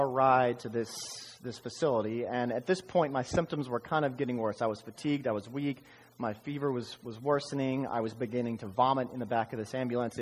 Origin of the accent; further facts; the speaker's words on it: Dallas, Texas, United States; also born or lived in Austin, Texas; I was born in Dallas, Texas